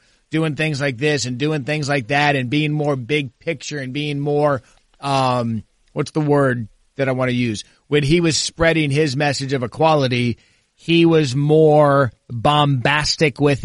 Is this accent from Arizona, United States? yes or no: yes; Scottsdale, Arizona, United States; growing up in Scottsdale